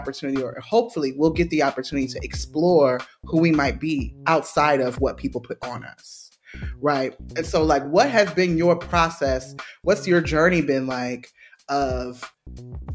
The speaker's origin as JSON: {"language": "English", "region": "Maryland", "country": "United States", "said": "I'm from Maryland and we do seafood"}